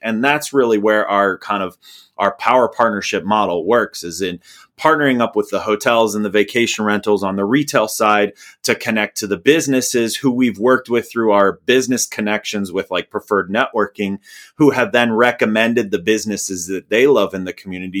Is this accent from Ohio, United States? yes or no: no; Indiana, United States; I'm from Indiana